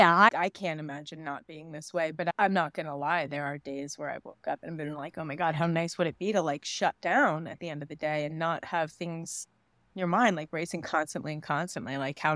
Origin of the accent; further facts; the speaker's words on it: New York, United States; I grew up in New York.